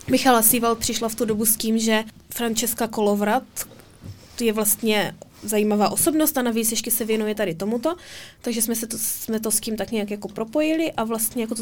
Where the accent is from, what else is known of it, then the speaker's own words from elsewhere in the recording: Olomouc, Olomouc Region, Czechia; A často jezdím domů do Olomouce a to je to pro mě takový dobytí